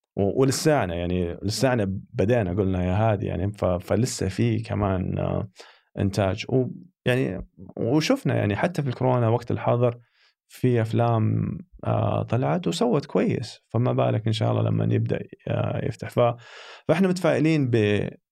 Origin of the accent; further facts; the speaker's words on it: Saudi Arabia; احنا محظوظين يعني كسعوديين